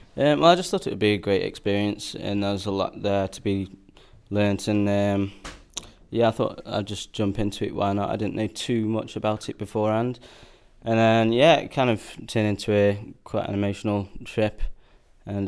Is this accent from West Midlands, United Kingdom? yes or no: yes; Stoke-on-Trent, West Midlands, United Kingdom; I'm from Stoke um, and a musician.